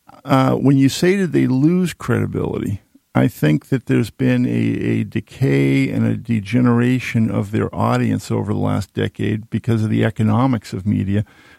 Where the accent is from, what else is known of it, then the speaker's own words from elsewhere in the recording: Boston, Massachusetts, United States; now in Maine, United States; I grew up in Boston reading the Boston Globe